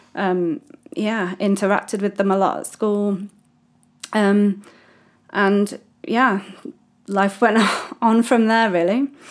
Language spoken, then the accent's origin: English; United Kingdom; moved away as an adult; now in Mozambique; I am British, first start, as you can tell by my wonderful accent